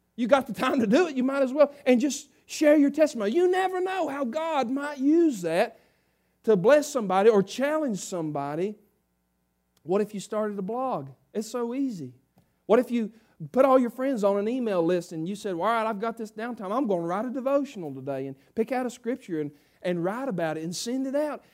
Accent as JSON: {"language": "English", "town": "South Harmony", "country": "United States", "said": "I'm a redneck from South Harmony"}